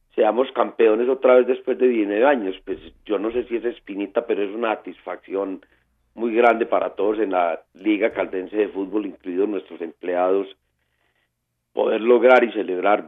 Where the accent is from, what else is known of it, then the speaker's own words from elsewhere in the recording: Pensilvania, Caldas, Colombia; en Pensilvania, mi tierra natal